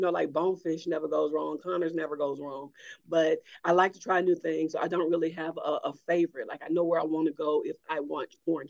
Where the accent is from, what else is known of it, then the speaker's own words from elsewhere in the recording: Cordova, Alabama, United States; now in Huntsville, United States; I grew up in Cordova, Alabama. That is in Walker County, right outside, most people know the city of Jasper. So mm-hmm. 7 miles outside of Jasper. My family goes back about five generations there in Walker County, and that's where I grew up.